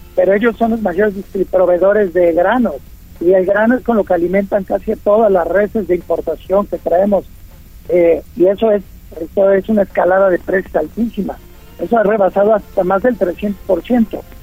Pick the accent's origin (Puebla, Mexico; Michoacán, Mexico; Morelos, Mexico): Puebla, Mexico; soy poblano y sabes que amo y adoro a Puebla.